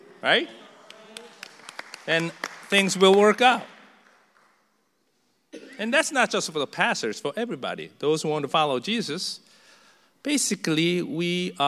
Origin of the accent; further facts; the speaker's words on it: South Korea; English is a second language; moved away as an adult; now in United States; a new church in a foreign land where I just learned to speak in their tongue about less than 3 years in America. I was from Korea